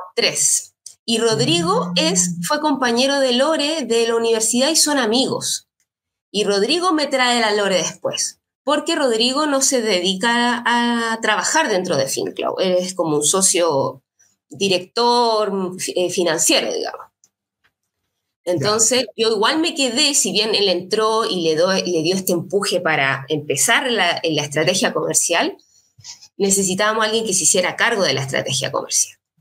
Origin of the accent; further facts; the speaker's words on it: Valparaíso, Chile; also born or lived in Viña del Mar; Yo soy nací en Valparaíso, estudié en la, universidad acá.